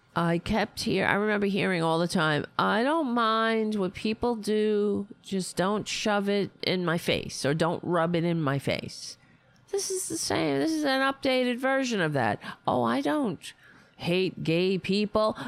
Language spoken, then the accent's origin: English; New York City, New York, United States; I grew up on Staten Island.